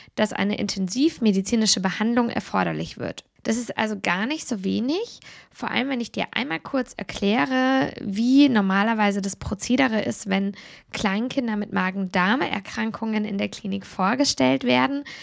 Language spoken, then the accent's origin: German; Germany; bei uns in Deutschland